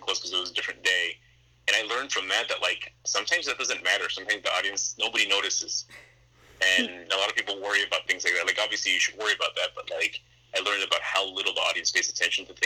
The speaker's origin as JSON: {"language": "English", "town": "Fort Lauderdale", "region": "Florida", "country": "United States", "tie": "born or raised there", "said": "I grew up in Broward. I'm a Fort Lauderdale kid"}